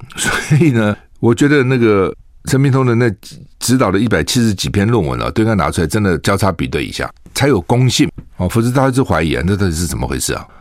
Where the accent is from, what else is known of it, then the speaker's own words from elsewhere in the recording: Taiwan; 对于我们台湾人来讲，那个地方薪水比， 比在国内多几倍